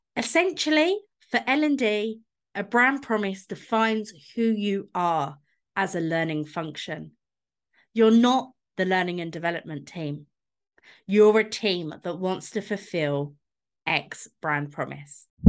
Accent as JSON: {"language": "English", "region": "London", "country": "United Kingdom", "tie": "born or raised there", "said": "I grew up in London, so I've been going into Starbucks since I was about eleven"}